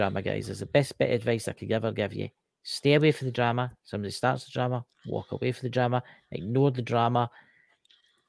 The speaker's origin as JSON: {"language": "English", "region": "Scotland", "country": "United Kingdom", "said": "I'm Scottish"}